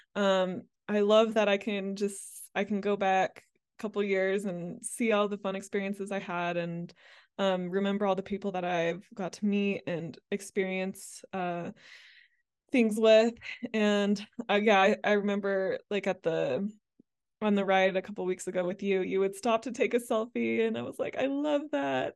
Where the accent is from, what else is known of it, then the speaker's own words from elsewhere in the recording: Mississippi, United States; moved away as an adult; also born or lived in Amsterdam, Netherlands; I grew up, uh, largely in, uh, Mississippi